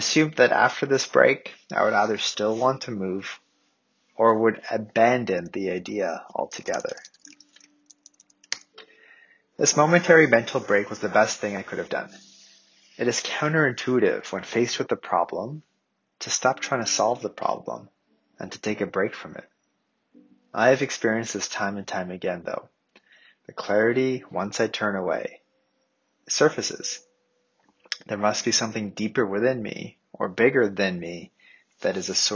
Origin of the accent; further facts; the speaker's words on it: Canada; I grew up in Canada